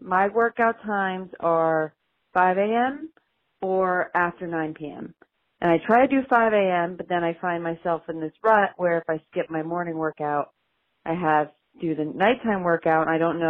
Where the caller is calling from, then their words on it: New Jersey, United States; from New Jersey.